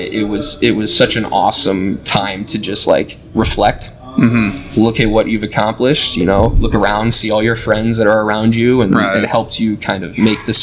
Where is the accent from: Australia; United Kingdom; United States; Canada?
United States; Rockton, Illinois; moved away as an adult; I am originally from Rockton, Illinois